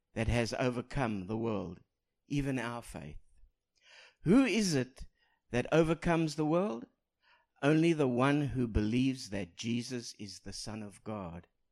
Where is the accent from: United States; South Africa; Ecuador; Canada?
South Africa; moved away; I speak proper English with an accent because I come from South Africa.